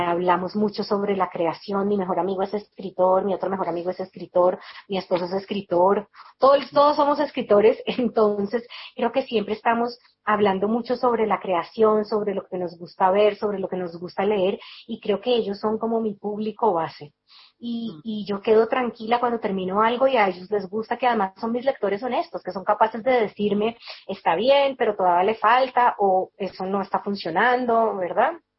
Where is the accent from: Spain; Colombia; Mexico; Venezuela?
Colombia; Cali, Valle del Cauca; also born or lived in Bogotá; yo estudié en Bogotá, pero yo soy de Cali